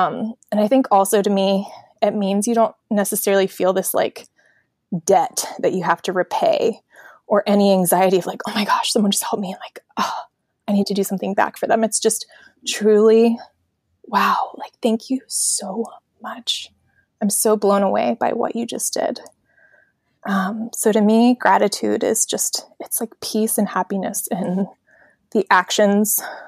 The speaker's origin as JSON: {"language": "English", "town": "Annapolis", "region": "Maryland", "country": "United States", "also_born_or_lived": "San Diego", "said": "So when people ask me that, the short answer I give is I'm from Annapolis, Maryland. The long answer is, well, I was born in San Diego. But I moved away before I could even remember it, and I grew up all over the country."}